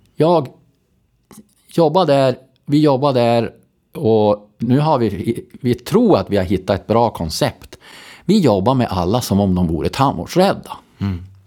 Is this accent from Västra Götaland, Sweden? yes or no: no; Robertsfors, Västerbotten County, Sweden; also born or lived in Storröningsberg; now in Skellefteå, Sweden; jag är från Robertsfors